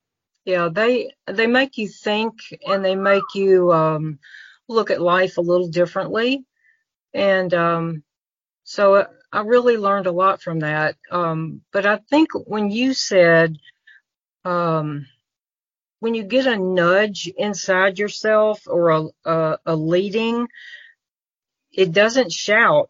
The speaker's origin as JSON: {"language": "English", "town": "Memphis", "region": "Tennessee", "country": "United States", "tie": "born or raised there", "also_born_or_lived": "Florida", "moved": "yes", "lives_now": "Mississippi, United States", "said": "was raised in Memphis and actually got the key to the city of Memphis"}